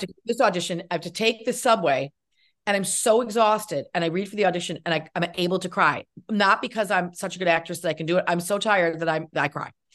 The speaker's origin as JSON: {"language": "English", "area": "Cazenovia", "region": "New York", "country": "United States", "tie": "born or raised there", "said": "near where I grew up in, I grew up in Casanova"}